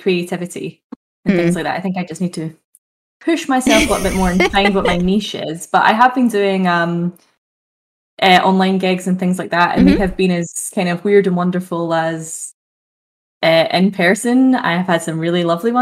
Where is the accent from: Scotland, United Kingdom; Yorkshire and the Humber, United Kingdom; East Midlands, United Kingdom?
Scotland, United Kingdom; Glasgow; I am a comedian from Glasgow